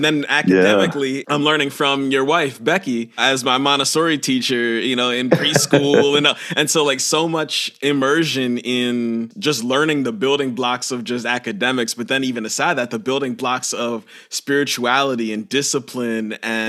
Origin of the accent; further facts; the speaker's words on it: Johnstown, United States; I'm a little kid growing up in Johnstown